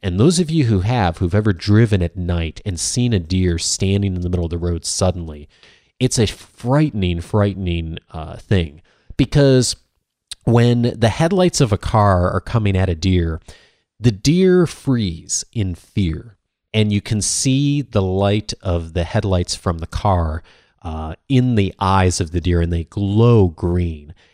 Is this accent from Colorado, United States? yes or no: no; Chicago, Illinois, United States; I grew up in the Midwest, as many of you know, a suburban Chicago